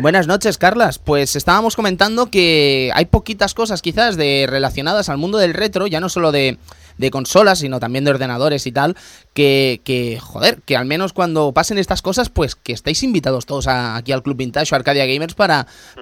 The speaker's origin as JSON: {"language": "Spanish", "town": "Barcelona", "region": "Catalonia", "country": "Spain", "said": "los que somos de Barcelona"}